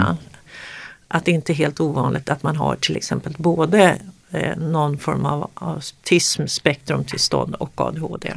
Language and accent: Swedish; Sweden; precis bredvid där jag växte upp, Solbergagården